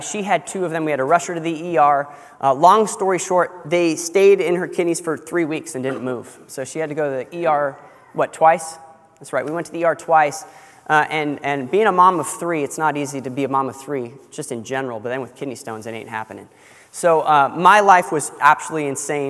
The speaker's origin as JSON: {"language": "English", "region": "California", "country": "United States", "tie": "born or raised there", "moved": "yes", "said": "I grew up in California"}